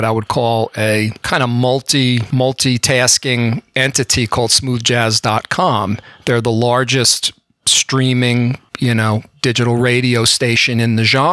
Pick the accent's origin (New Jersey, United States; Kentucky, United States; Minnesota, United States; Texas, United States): New Jersey, United States; rural; accent: Bronx; also born or lived in Bronx, New York; I was born in the Bronx, New York, and I grew up in very rural New Jersey